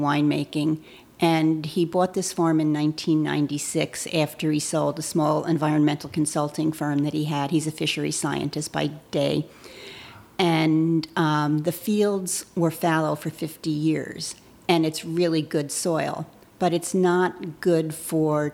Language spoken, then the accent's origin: English; United States; now in Harwood, United States; I grew up 20 minutes outside of Manhattan